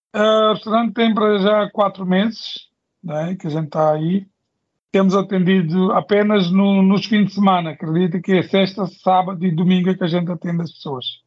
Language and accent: Portuguese; Mozambique; sou moçambicano